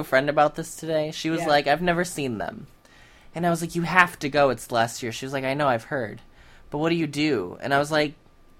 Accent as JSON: {"language": "English", "town": "South Bend", "region": "Indiana", "country": "United States", "tie": "born or raised there", "said": "I grew up in South Bend, Indiana."}